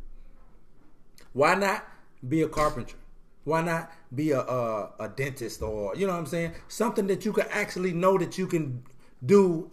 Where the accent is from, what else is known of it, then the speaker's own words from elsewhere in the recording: United States; being a young black boy growing up in America